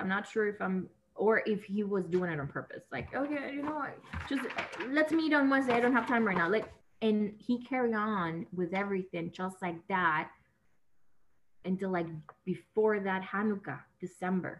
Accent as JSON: {"language": "English", "country": "Nicaragua", "first_language": "Spanish", "second_language": "English", "moved": "as an adult", "lives_now": "Los Angeles, United States", "said": "I'm from Nicaragua, Central America, and I moved here to Los Angeles because my mom lives here"}